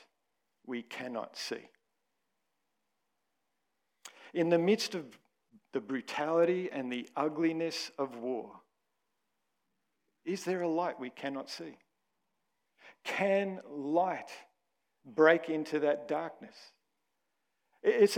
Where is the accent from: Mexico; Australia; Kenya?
Australia; I'm an Aussie.